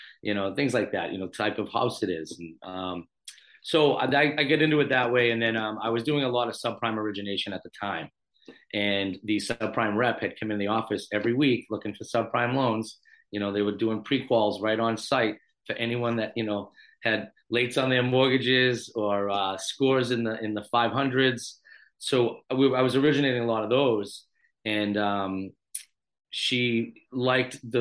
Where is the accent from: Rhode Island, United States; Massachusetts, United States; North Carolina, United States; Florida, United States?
Massachusetts, United States; Randolph; friends of mine that I grew up with in Randolph, Massachusetts, a South Shore guy